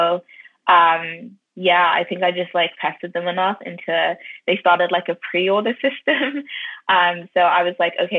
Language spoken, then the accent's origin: English; London, United Kingdom; I was from North London, so I was quite familiar with like how they used to wear wigs and Shaitan Market.